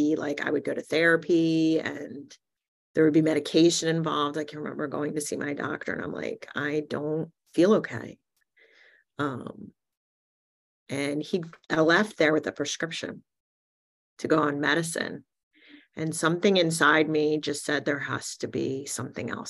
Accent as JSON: {"language": "English", "region": "New Jersey", "country": "United States", "tie": "born or raised there", "said": "I was born in New Jersey in 1968 to two really amazing parents"}